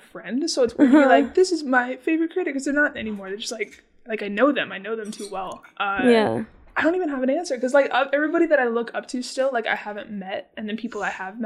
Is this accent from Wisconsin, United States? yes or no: no; Las Vegas, Nevada, United States; moved away; I grew up in Vegas